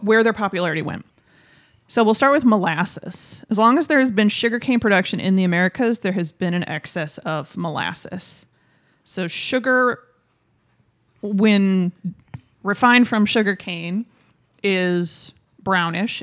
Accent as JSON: {"language": "English", "region": "Michigan", "country": "United States", "tie": "born or raised there", "first_language": "English", "said": "because I grew up in Tim Hortons country. Michigan has, like, hundreds of Tim Hortons."}